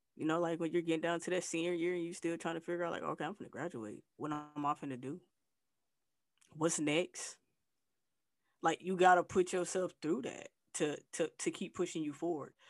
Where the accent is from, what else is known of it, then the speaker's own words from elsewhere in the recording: Flint, Michigan, United States; moved away as an adult; also born or lived in Texas / Arkansas / Tennessee / Atlanta; now in Southern United States; I'm from Flint, Michigan, uh, but I've been living uh, in the South.